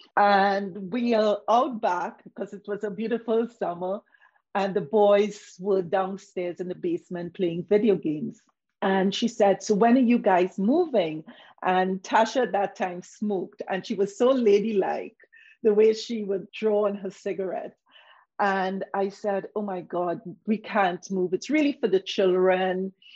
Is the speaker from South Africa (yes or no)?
no; Trinidad & Tobago; moved away; also born or lived in Toronto, Canada; I came from the Caribbean